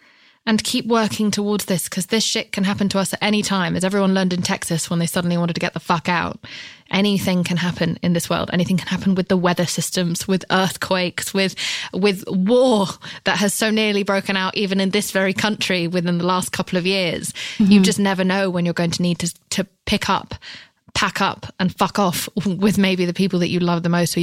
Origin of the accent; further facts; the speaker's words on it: United Kingdom; I come from Britain